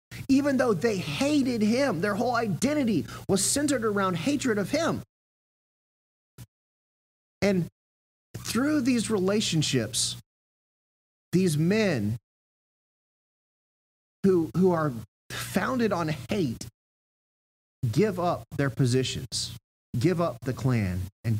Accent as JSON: {"language": "English", "town": "Augusta", "region": "Georgia", "country": "United States", "tie": "born or raised there", "said": "I grew up in Augusta, Georgia"}